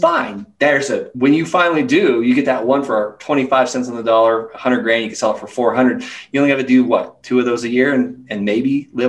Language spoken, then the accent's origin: English; Florida, United States; I'm from Florida. Like we have water and we have trees and green grass